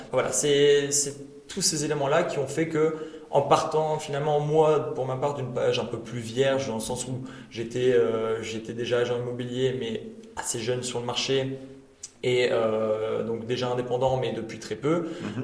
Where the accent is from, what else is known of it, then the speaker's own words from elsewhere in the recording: Tournai, Wallonia, Belgium; je suis pur tournésien